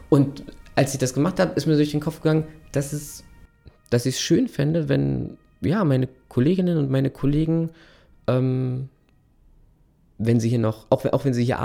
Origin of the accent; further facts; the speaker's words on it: North Rhine-Westphalia, Germany; ich komme ja aus Ostwestfalen